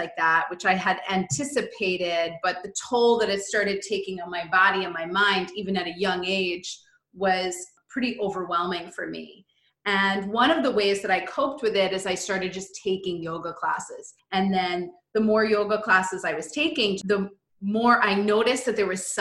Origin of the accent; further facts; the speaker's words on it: Hawthorne, New York, United States; We both grew up in a suburb of New York City in Westchester, New York. I grew up in Hawthorne